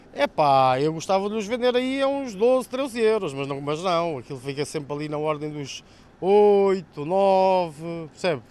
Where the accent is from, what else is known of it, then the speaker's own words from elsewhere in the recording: Mação, Santarém District, Portugal; also born or lived in Lisbon; sou, sou mesmo aqui de, do Conselho de Mação, aqui de São José das Matas